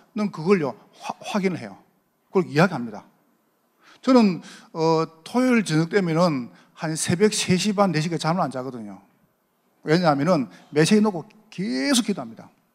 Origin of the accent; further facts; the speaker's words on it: Busan, South Korea; accent: Gyeongsang dialect; moved away as an adult; 제가 저 경상도서 왔습니다. 부산에서 오래 살다 왔거든요